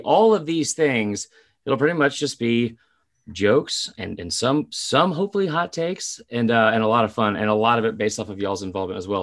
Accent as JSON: {"language": "English", "town": "Atlanta", "region": "Georgia", "country": "United States", "said": "We are also both from Atlanta"}